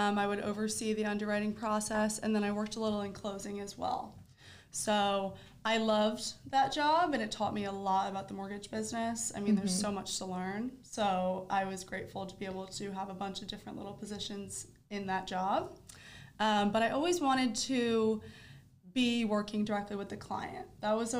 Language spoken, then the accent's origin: English; Delaware, United States; moved away as an adult; now in Florida, United States; currently I live in Florida, but I'm originally from Delaware.